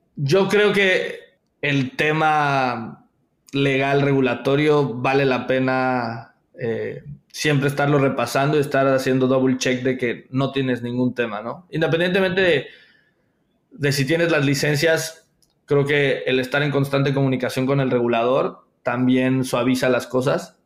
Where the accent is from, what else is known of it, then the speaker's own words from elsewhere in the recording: Veracruz, Mexico; yo trabajaba en una institución financiera muy pequeña a nivel local en, en Veracruz, yo soy de Veracruz